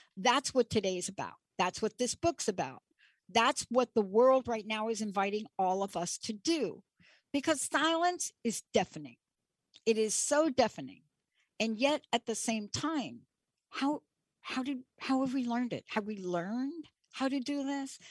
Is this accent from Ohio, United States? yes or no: no; New York, United States; growing up in New York and Stonewall